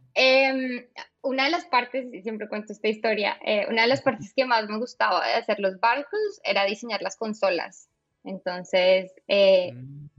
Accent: Colombia; moved away as an adult; also born or lived in Bogotá / Netherlands; now in Austin, United States; soy colombiana, como ya eh, escuchan en mi acento

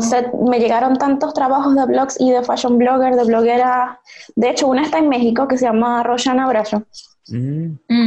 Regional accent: Maracaibo, Zulia, Venezuela; moved away as an adult; now in Santiago, Chile; Me gradué en el 2013 en la Universidad del Zulia, en Maracaibo, mi ciudad natal

